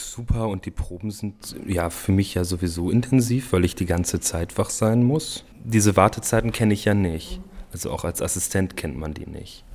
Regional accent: Germany; ich bin ja Deutscher

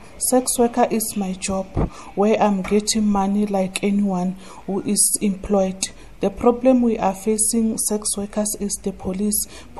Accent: Rustenburg, North West, South Africa; I'm from Rustenburg.

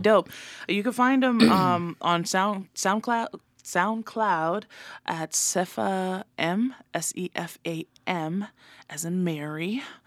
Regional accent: American Samoa; first language Samoan; English is a second language; moved away; also born or lived in Santa Clara, California; Raised in Amaoli

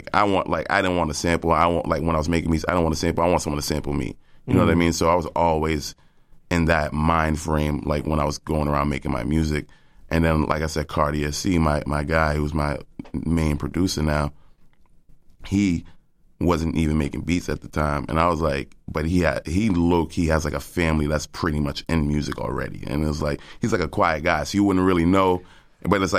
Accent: Cambridge, Massachusetts, United States; I'm from Cambridge. I'm from the Port neighborhood of Cambridge.

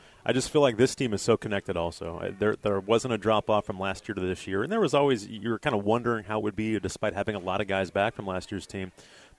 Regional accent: Hattiesburg, Mississippi, United States; We're talking to … again from Hattiesburg, Mississippi. And then growing up in Mississippi

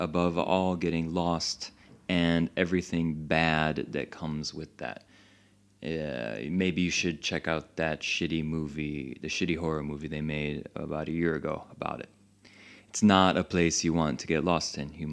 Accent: Chicago, Illinois, United States; now in Paris, France; originally I'm from Chicago

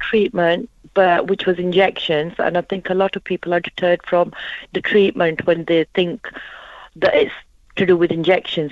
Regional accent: Huddersfield, Yorkshire and the Humber, United Kingdom; I'm from Huddersfield.

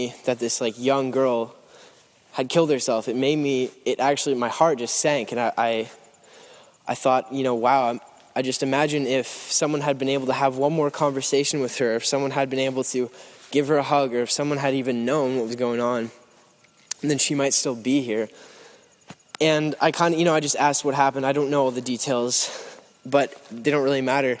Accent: Lindsay, Ontario, Canada; Lindsay, Ontario, which is my hometown. I don't live there anymore. I live like a little ways away from there

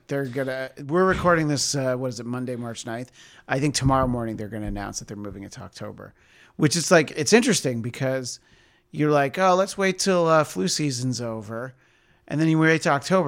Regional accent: East Coast, United States; moved away; growing up on the East Coast

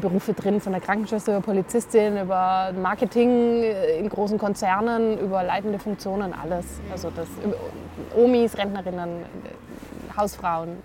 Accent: Stuttgart, Baden-Württemberg, Germany; moved away as an adult; now in Munich, Germany; ich komme ursprünglich aus dem Stuttgarter Raum

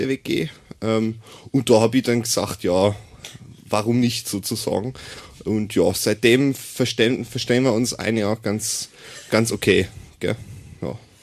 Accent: Augsburg, Bavaria, Germany; moved away; Also ich komme ursprünglich aus dem schönen Bayern ähm, ich bin aus Augsburg

